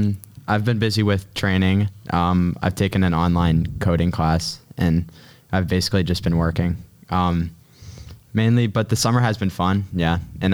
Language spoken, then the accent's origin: English; Pittsburgh, Pennsylvania, United States; I came from Taylor Alderdice and I am from Squirrel Hill. Well, actually more like Point Breeze, but I spent all 4 years at Taylor Alderdice